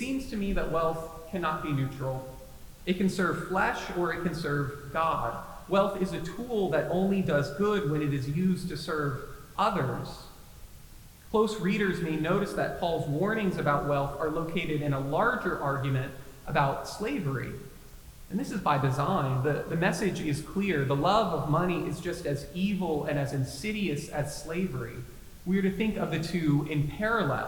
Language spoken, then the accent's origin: English; the Bible Belt, United States; My pastor growing up in the Bible Belt